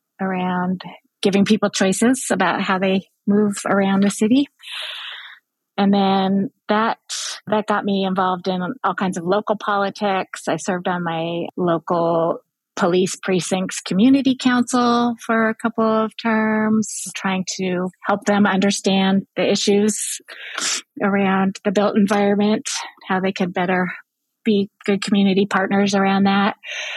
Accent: Berkeley, California, United States; now in New York, United States; Even as a child, I grew up in Berkeley, California.

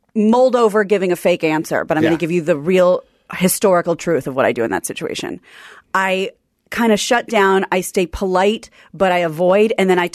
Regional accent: Midwest, United States; now in Los Angeles, United States; I'm from the Midwest

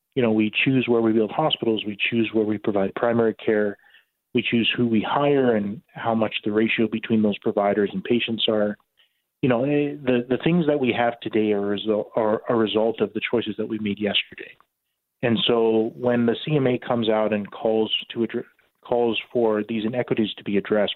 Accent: Regina, Saskatchewan, Canada; moved away as an adult; now in Grande Prairie, Canada; I was born in Regina, so did my medical school and my residency in anesthesia at the University of Saskatchewan

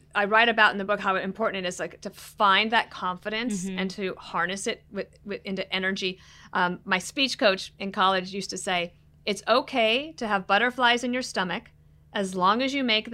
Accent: Wyoming, United States; also born or lived in Colorado; Like, I was born in Wyoming. I grew up in Colorado and Wyoming. My family cattle ranches in Newcastle, Wyoming.

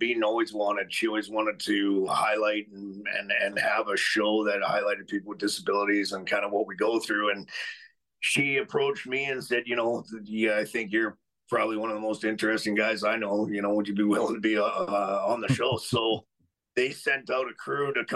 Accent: Alberta, Canada; I grew up in Alberta my whole life

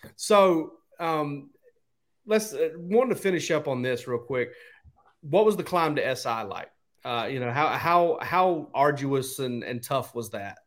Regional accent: South Georgia, United States; I grew up in South Georgia where nothing was going on, an hour and a half from Jacksonville

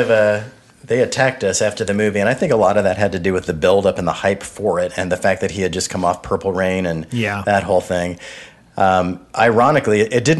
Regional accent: Los Angeles, California, United States; I grew up in Van Nuys

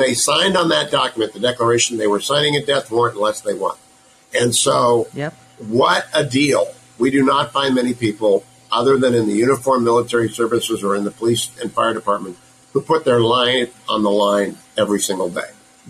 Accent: Cleveland, Ohio, United States; I'm from Cleveland

